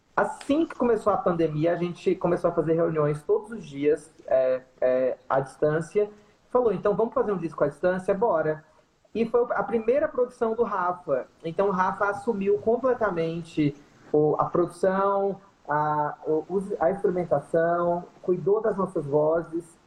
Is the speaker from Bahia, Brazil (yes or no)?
yes; sertão of Bahia, Brazil; eu sou do sertão da Bahia